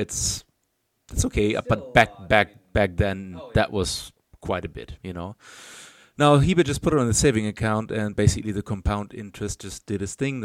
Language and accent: English; Germany; now in Chile; in my home country